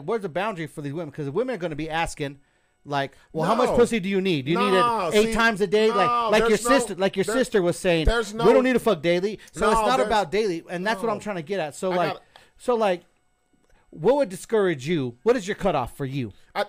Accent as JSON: {"language": "English", "town": "Moriarty", "region": "New Mexico", "country": "United States"}